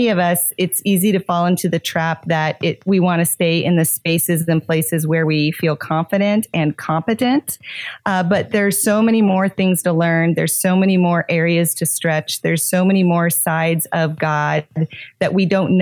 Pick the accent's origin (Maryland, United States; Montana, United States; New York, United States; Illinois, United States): Montana, United States; now in South Florida, United States; I grew up in Montana, but now I live in South Florida